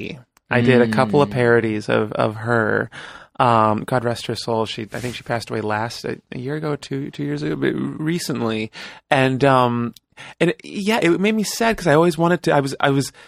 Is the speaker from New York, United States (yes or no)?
no; Bay Area, California, United States; moved away as an adult; now in Los Angeles, United States; I was born and raised in the Bay Area